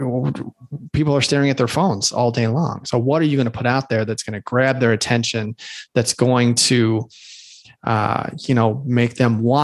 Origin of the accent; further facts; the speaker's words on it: Chicago, Illinois, United States; I'm from Chicago